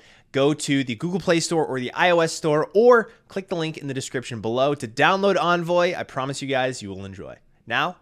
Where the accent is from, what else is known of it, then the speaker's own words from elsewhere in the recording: Massachusetts, United States; Elizabeth Warren, senator from my home state